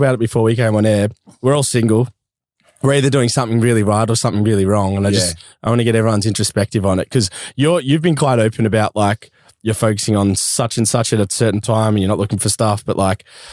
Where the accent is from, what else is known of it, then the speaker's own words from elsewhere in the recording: Barbados; I'm from Barbados